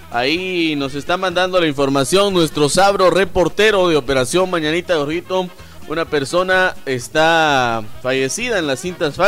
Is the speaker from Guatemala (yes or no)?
yes; Guatemala; Cosas que debemos de evitar como guatemaltecos. Si hay pasarela, utilícela.